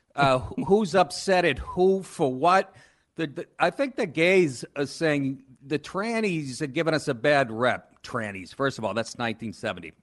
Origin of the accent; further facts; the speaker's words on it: Boston, Massachusetts, United States; moved away as an adult; also born or lived in Maine / Los Angeles / New York; I grew up in Boston